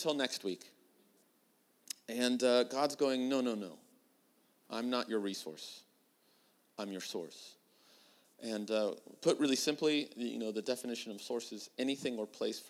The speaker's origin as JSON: {"language": "English", "region": "California", "country": "United States", "tie": "born or raised there", "said": "I'm born and raised in California, but I do say y'all"}